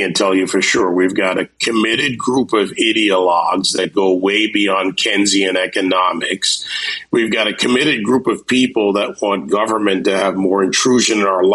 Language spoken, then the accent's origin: English; Jamaica; now in Miami, United States; I was born in the Caribbean. I was born in Jamaica, West Indies.